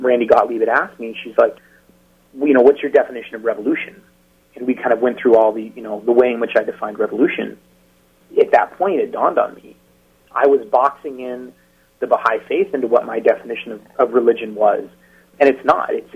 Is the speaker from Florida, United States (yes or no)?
no; Eastern Washington, United States; also born or lived in Seattle; I moved back from Seattle to Eastern Washington to be with my family